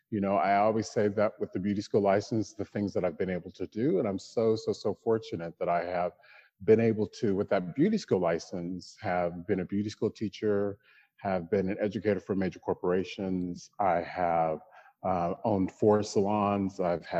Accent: Killeen, Texas, United States; now in New York, United States; Black kid from Killeen, Texas. My dad was in the military, so we traveled all over the world. I say that I'm a Texan because that was the place I lived the longest.

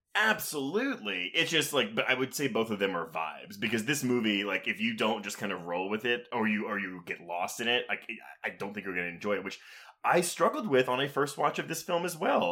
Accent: United States; I'm an American

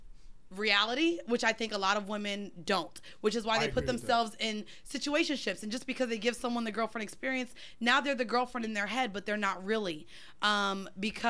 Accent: Florida, United States; I'm from Florida

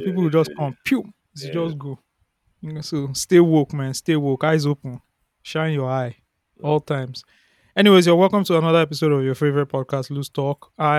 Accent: Nigeria; growing up in Ikwaja, right, it was very rural.

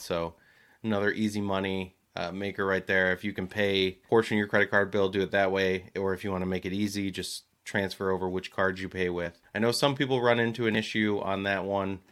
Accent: New Jersey, United States; moved away; also born or lived in Michigan; as a boy growing up in Jersey

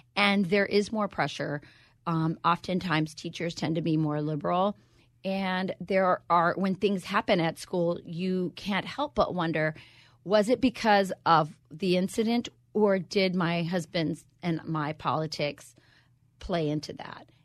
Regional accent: Arizona, United States; moved away; also born or lived in Wisconsin; I'm from Wisconsin. No one understands me, but I'm originally from Arizona

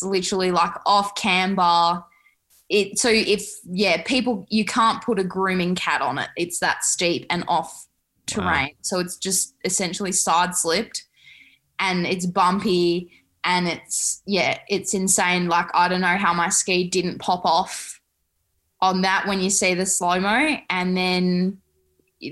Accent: Australia; I'm proud to represent skiing in Australia as an Australian Olympian

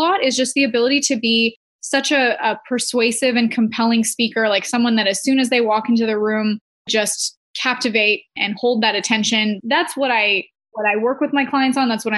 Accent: Canada; I'm from Canada

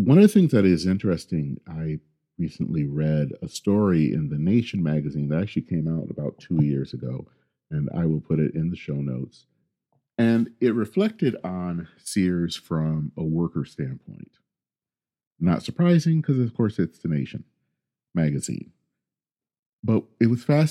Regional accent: Flint, Michigan, United States; I grew up in Flint, Michigan

